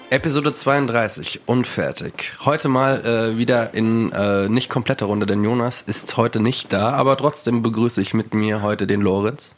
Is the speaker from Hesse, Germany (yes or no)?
yes; Wiesbaden, Hesse, Germany; in Wiesbaden, wo ich aufgewachsen bin.